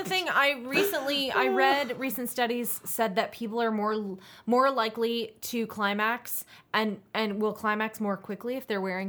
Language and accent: English; North Carolina, United States; I'm from North Carolina.